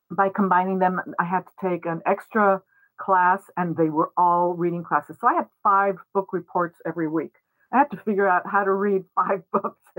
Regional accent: Mexico City, Mexico; also born or lived in New York, United States; I was born in New York. Uh, when I was three years old, my family moved to Mexico, where I grew up. I grew up in Mexico City, so I consider myself completely bilingual, bi- bicultural, all of those things. I am not technically Mexican

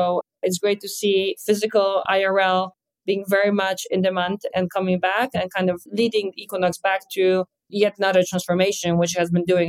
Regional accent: Poland; English is a second language; now in New York, United States; And you can hear an accent, as I was born and raised in Poland, moved around ever since, and I'm now stationary in New York, in Hudson Yards, where our hotel is.

